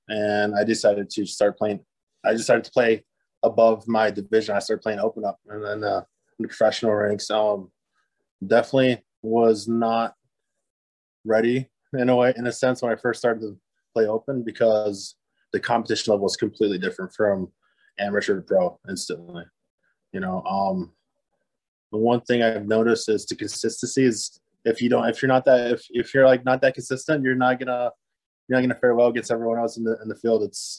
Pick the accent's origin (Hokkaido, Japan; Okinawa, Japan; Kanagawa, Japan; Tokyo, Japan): Okinawa, Japan; now in Michigan, United States; I mean, I grew up in Okinawa, but after my father retired from the Air Force, we decided to go to Michigan where he was born and raised.